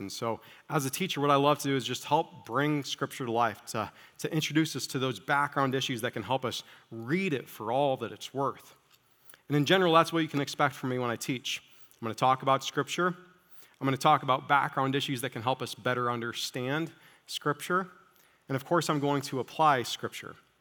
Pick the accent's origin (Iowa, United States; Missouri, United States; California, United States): Iowa, United States; moved away as an adult; also born or lived in Chicagoland; I grew up in small town, small farm Iowa